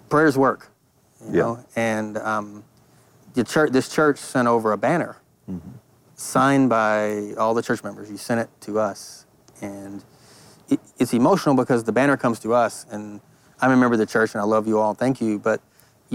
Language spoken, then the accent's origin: English; Tenaha, Texas, United States; I'm from Tenaha, Texas, a town of 1,000 people